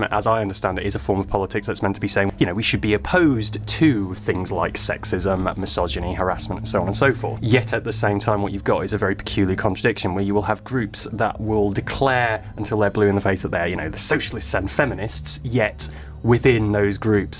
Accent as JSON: {"language": "English", "town": "Manchester", "region": "North West England", "country": "United Kingdom", "tie": "born or raised there", "also_born_or_lived": "Cambridge", "said": "So I am originally from Manchester. I actually grew up here. I spent quite a lot of time away for my studies."}